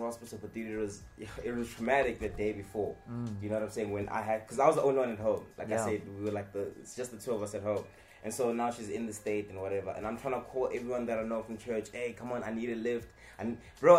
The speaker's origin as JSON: {"language": "English", "town": "Kempton Park", "region": "Gauteng", "country": "South Africa", "tie": "born or raised there", "also_born_or_lived": "North Riding / Johannesburg", "said": "I grew up in the East Rand, Kempton Park"}